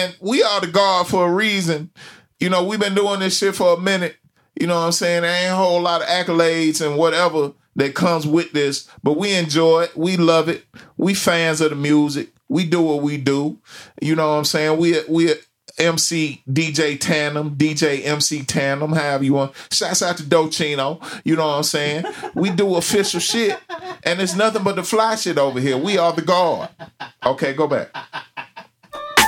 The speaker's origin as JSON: {"language": "English", "town": "Memphis", "region": "Tennessee", "country": "United States", "said": "I am from Memphis"}